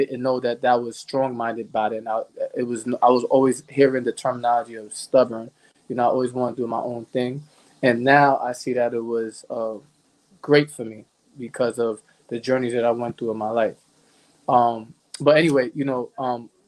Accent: New York City, New York, United States; moved away as an adult; now in Bloomfield, United States; I was born and raised in the Bronx

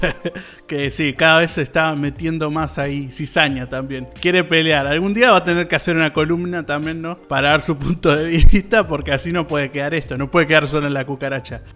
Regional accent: Solymar, Canelones, Uruguay; soy de Salimar

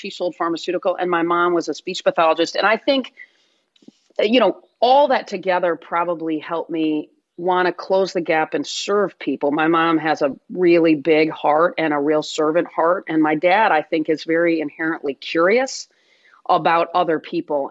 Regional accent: Michigan, United States; Grew up in Michigan, went to Michigan State, played tennis there.

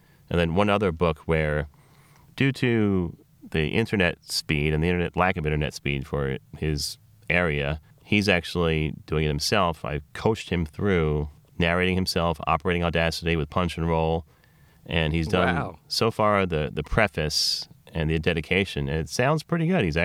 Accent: Philadelphia, Pennsylvania, United States; I'm from Philadelphia

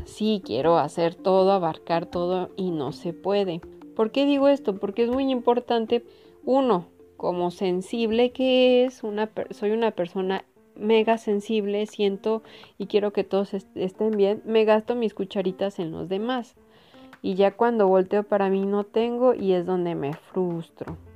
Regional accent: Mexico; Como buena mexicana

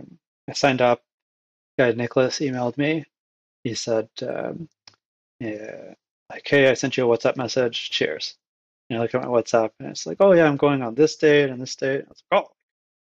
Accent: Canada; born or raised there; also born or lived in Egypt

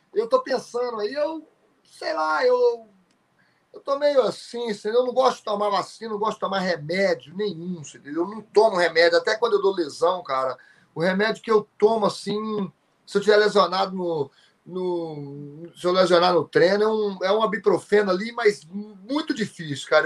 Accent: Sobrália, Minas Gerais, Brazil; moved away; lá na minha cidade

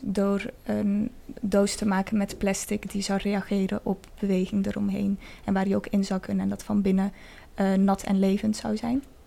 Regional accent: Spain; moved away; plek waar ik ben opgegroeid, in Spanje

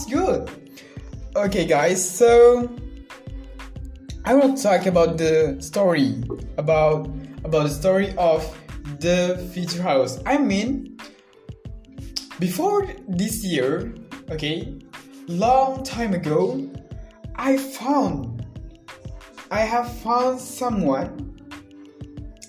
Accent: Central Lombok, West Nusa Tenggara, Indonesia; I'm 20 years old and I'm from Central Lombok.

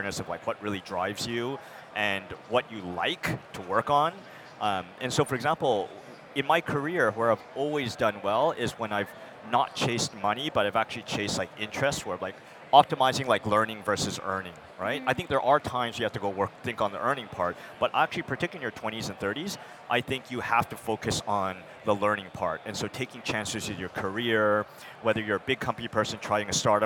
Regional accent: Vancouver, British Columbia, Canada; moved away as an adult; also born or lived in United States; now in San Francisco, United States; I'm originally Canadian like yourself, so was raised, born in the U.S., but actually raised in Canada to Taiwanese immigrants

